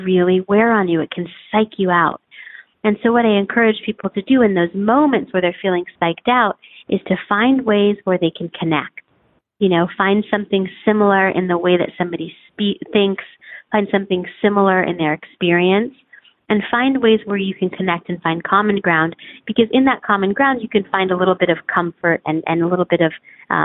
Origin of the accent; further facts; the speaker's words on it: United States; I'm from the United States